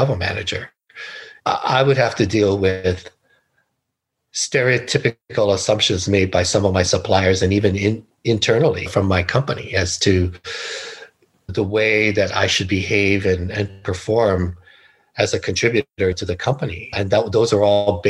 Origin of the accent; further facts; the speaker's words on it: Hawaii, United States; moved away; also born or lived in California; I was born and raised in Hawaii